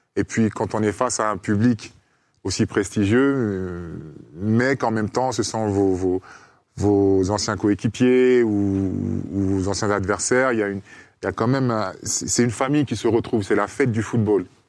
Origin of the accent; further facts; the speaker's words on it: Côte d’Ivoire; moved away; on est ivoirien